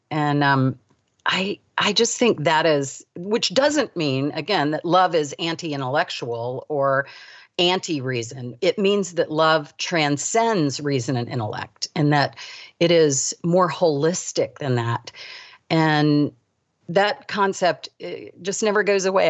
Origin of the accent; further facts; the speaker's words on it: United States; also born or lived in Davidson, North Carolina; we moved to the suburbs of D C